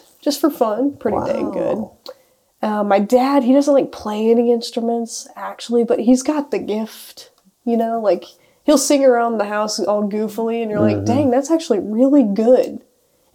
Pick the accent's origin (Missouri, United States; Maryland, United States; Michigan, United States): Missouri, United States; Lawson; also born or lived in Independence, Missouri; I was born in Independence, Missouri. Parents moved from there to Lawson, Missouri, a little tiny town, when I was less than one. So I grew up there.